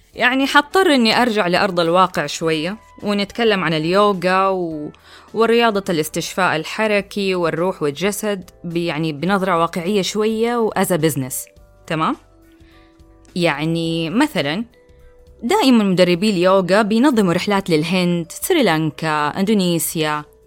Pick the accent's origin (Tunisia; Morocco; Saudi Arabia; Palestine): Saudi Arabia